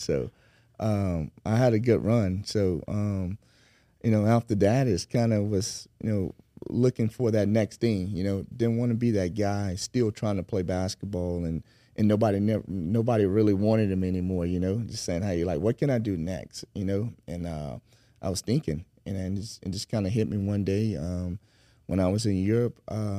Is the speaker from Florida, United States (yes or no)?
yes; Century, Florida, United States; I'm actually from Century, Florida, small town outside of Pensacola.